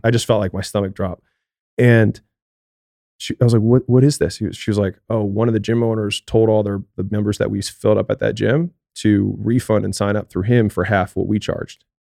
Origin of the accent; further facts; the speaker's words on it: Baltimore, Maryland, United States; moved away; I'm from Baltimore